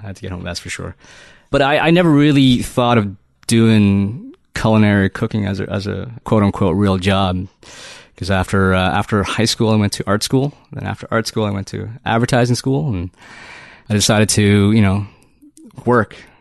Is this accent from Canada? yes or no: yes; Toronto, Ontario, Canada; I'm from Toronto. I'm from Toronto